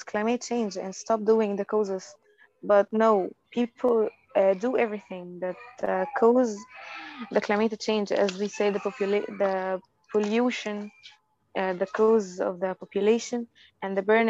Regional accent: Egypt; Egyptian student in grade 12

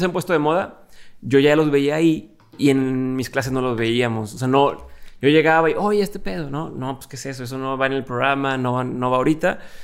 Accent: Monterrey, Nuevo León, Mexico; also born or lived in Torreón; soy de aquí de Monterrey, me pasando de Torreón

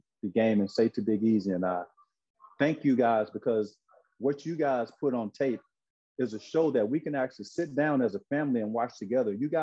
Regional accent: Brinkley, Arkansas, United States; moved away as an adult; also born or lived in Memphis, Tennessee; Growing up in Arkansas, like you said, 1 hour and 4 minutes between Memphis and Little Rock

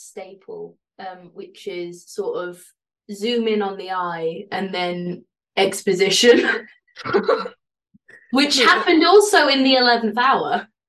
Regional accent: Yorkshire and the Humber, United Kingdom; I'm from Yorkshire

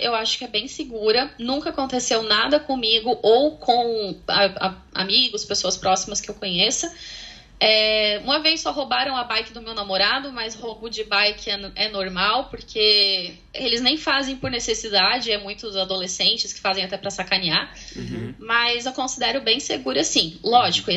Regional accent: Santa Catarina, Brazil; moved away as an adult; also born or lived in Sweden; now in Galway, Ireland; saí do Brasil para encontrar um brasileiro. Ah, do mesmo tá. estado, também de Santa Catarina

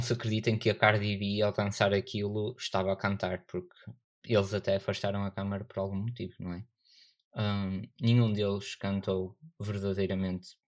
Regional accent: Northern Portugal, Portugal; accent: northern; A minha pronúncia é do norte

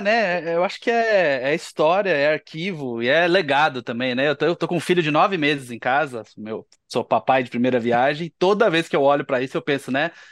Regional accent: Paraná, Brazil; eu, eu, sou do Paraná

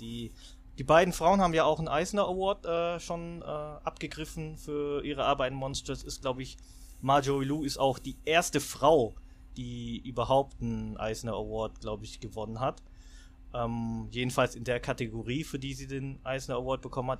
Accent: Swabia, Baden-Württemberg, Germany; ich bin Schwabe

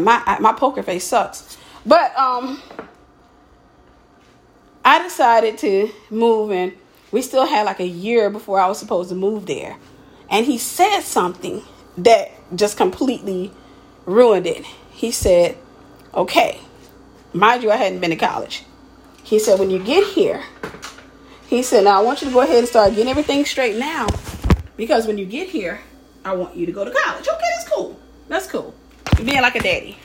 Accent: Mississippi, United States; I was from Mississippi.

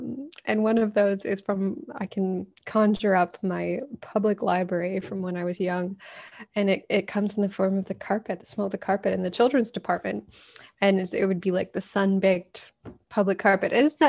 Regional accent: Calgary, Alberta, Canada; I grew up in Alberta, in Calgary.

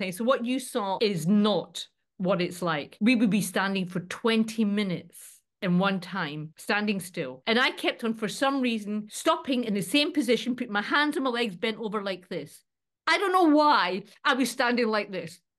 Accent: Scotland, United Kingdom; born there; I'm born Scottish, mate. Bring it on, bring it on.

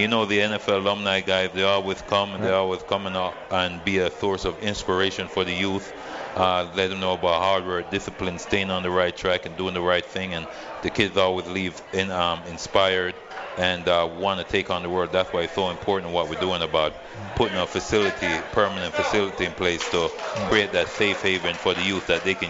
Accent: Freeport, United States; now in Las Vegas, United States; Freeport High School, my hometown

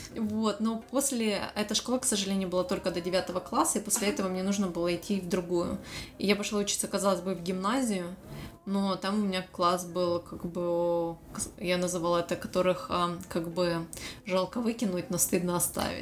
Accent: Dnipro, Dnipropetrovsk Oblast, Ukraine; moved away as an adult; now in Sydney, Australia; Украины, Днепропетровска.

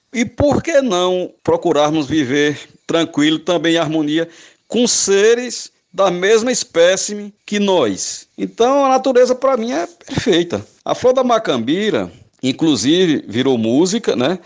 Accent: Northeast Region, Brazil; Como eu sou nordestino

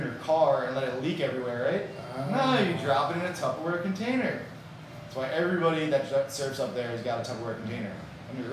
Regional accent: New York, United States; now in Miami, United States; I'm originally from New York.

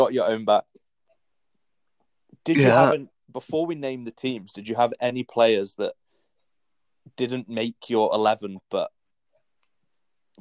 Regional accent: England, United Kingdom; I'm English

